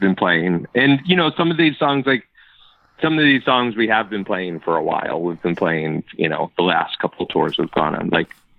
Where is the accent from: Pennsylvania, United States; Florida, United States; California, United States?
Pennsylvania, United States; Philadelphia; the city of Philadelphia, which is my hometown